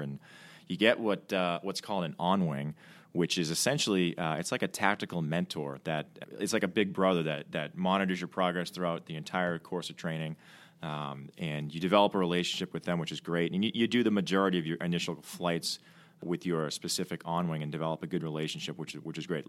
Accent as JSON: {"language": "English", "town": "Milton", "region": "Massachusetts", "country": "United States", "said": "I'm from, uh, Milton, Mass, just outside of Boston"}